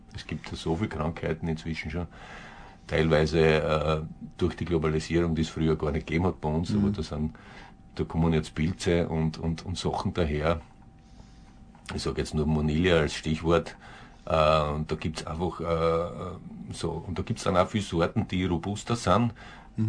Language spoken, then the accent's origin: German; southern Styria, Austria; bei uns in der Südsteiermark unten